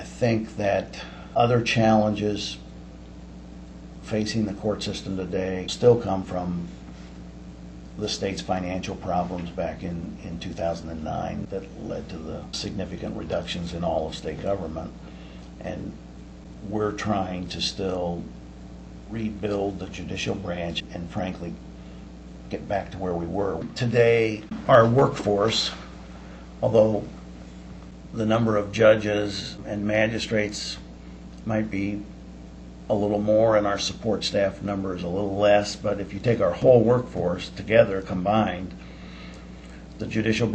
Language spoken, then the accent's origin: English; Southern California, United States; moved away as an adult; now in Iowa, United States; I was born and raised in Southern California. I've now lived well over half of my life, however, in Iowa, and I'm an Iowan by choice